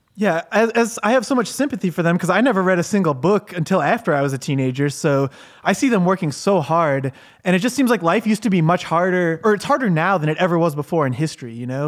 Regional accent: United States; I'm American

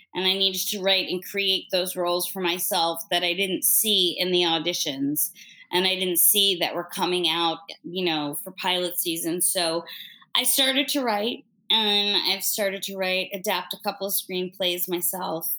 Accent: New York City, New York, United States; as a New Yorker

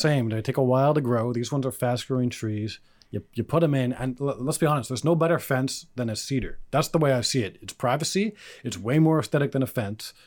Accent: Canada; I'm also Canadian

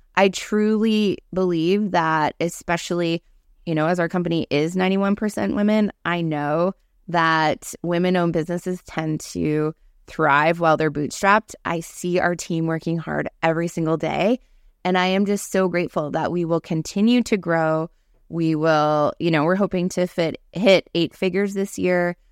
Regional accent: Cape Breton, Nova Scotia, Canada; I grew up in Cape Breton, small town

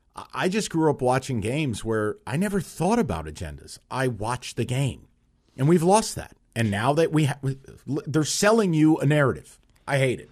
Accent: United States; moved away; I grew up, like, two and a half, three hours south.

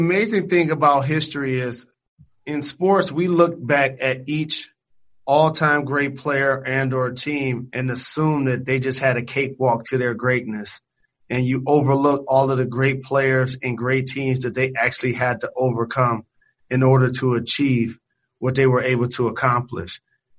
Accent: Detroit, Michigan, United States; born or raised there

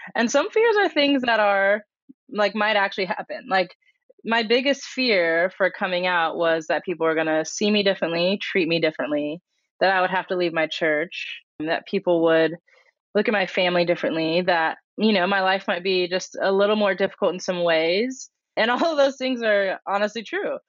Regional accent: Colorado, United States; I grew up in Colorado, which is a place not known for its diversity

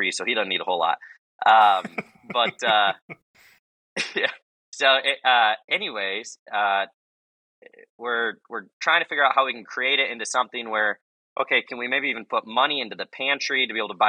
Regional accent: Holland, Michigan, United States; I'm from Holland, Michigan, so West Michigan.

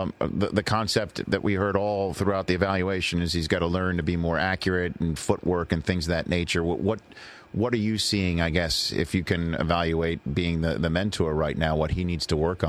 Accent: New York City, New York, United States; I'm being from New York City.

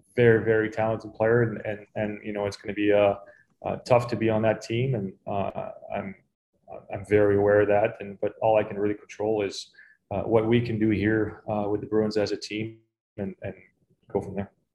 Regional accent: Canada; I'm Canadian

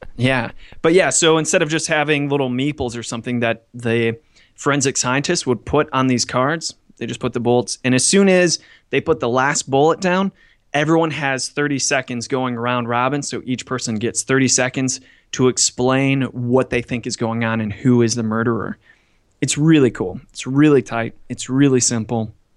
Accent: United States; now in Hong Kong; I'm an American in Hong Kong

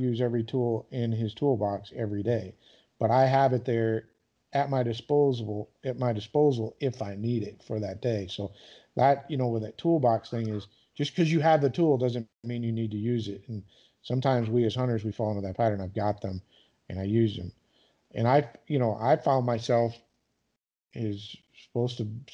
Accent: Michigan, United States; growing up in Michigan, like, you know, we grow ducks and geese

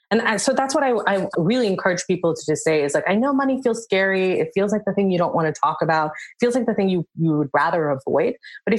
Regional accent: India; And my husband's African and I'm Indian.

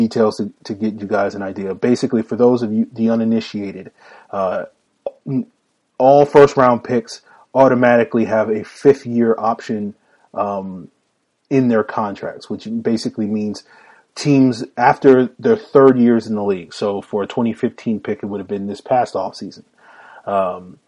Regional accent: Newport News, Virginia, United States; moved away as an adult; now in Raleigh-Durham, United States; I am originally from Virginia. I'm from the Newport News

